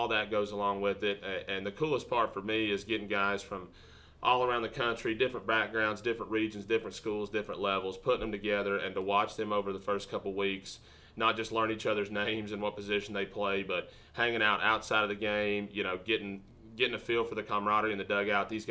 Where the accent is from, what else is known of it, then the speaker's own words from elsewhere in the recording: East Tennessee, United States; moved away as an adult; also born or lived in Singapore / California / Mobile, Alabama; now in Illinois, United States; I'm originally from East Tennessee